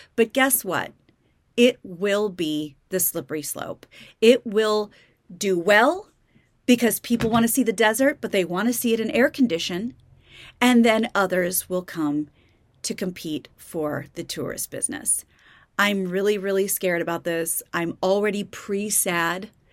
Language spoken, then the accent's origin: English; Kansas, United States; now in California, United States; I grew up in Kansas.